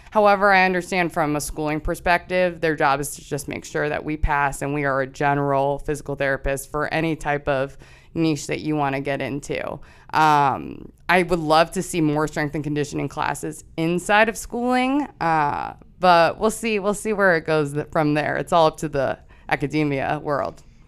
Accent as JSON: {"language": "English", "town": "Chester Springs", "region": "Pennsylvania", "country": "United States", "tie": "born or raised there", "said": "I'm originally from Chester Springs, so that's about thirty minutes outside of here. grew up small town"}